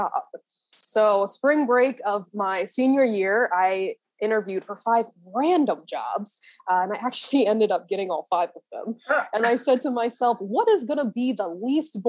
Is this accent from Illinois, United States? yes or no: no; Maryland, United States; I was born and raised in Maryland.